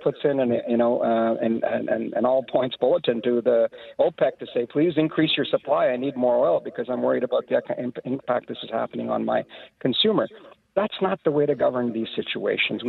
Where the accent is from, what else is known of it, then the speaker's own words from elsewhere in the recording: Canada; to me as a Canadian, to me as a minority